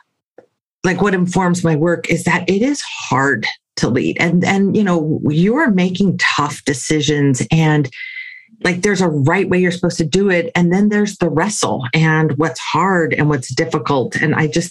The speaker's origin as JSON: {"language": "English", "area": "San Francisco Bay Area", "region": "California", "country": "United States", "tie": "born or raised there", "said": "I grew up here in the San Francisco Bay Area."}